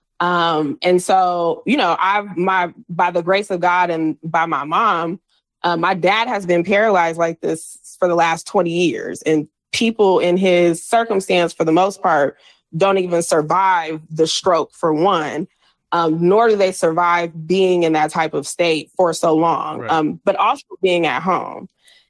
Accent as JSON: {"language": "English", "town": "San Diego", "region": "California", "country": "United States", "tie": "born or raised there", "moved": "as an adult", "lives_now": "Los Angeles, United States", "said": "So I'm from San Diego"}